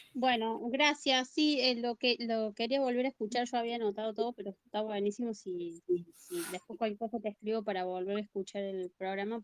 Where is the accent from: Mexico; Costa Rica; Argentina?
Argentina; Yo soy de Argentina